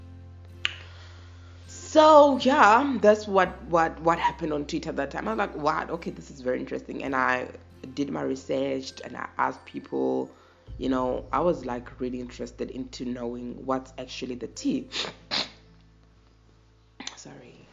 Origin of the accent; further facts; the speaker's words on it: South Africa; I'm a South African.